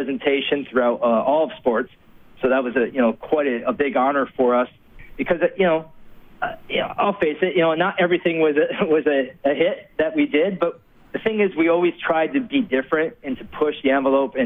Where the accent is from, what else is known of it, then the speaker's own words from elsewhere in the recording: United States; moved away as an adult; also born or lived in Edmonton, Canada; being an American